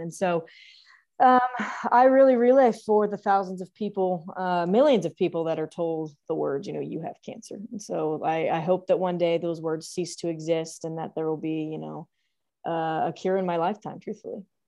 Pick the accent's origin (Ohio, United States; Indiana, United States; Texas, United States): Texas, United States; The Woodlands; moved away as an adult; now in Norman, Oklahoma, United States; I'm originally from the Woodlands, Texas. So obviously we went to high school together. Um, and so I, um, lived there for eighteen years